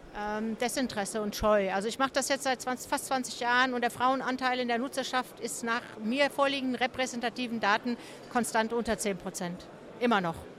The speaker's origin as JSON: {"language": "German", "country": "Germany", "said": "wir Deutschen"}